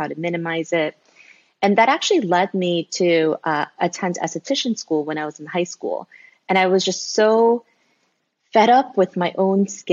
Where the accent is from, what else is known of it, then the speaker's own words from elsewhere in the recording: South Korea; moved away as an adult; now in United States; I was born in Korea. Then I moved to the States when I was a little baby. And then I actually moved back to Korea when I was finishing up elementary school. So I grew up in Korea all the way until college when I moved back to the US.